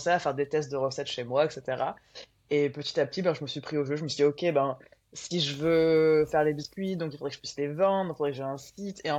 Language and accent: French; Aix-en-Provence, Provence-Alpes-Côte d'Azur, France; Moi à la base, je suis d'Aix.